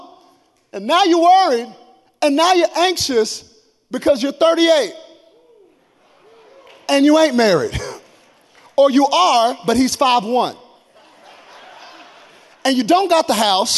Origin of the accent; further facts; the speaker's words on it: Texas, United States; I'm from Texas. We think we are our own country.